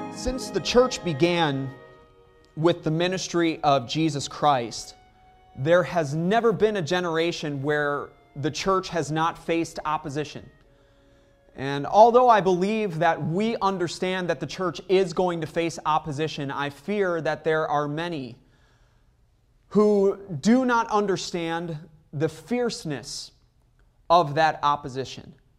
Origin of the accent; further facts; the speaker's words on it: Chicago, Illinois, United States; I'm from Chicago.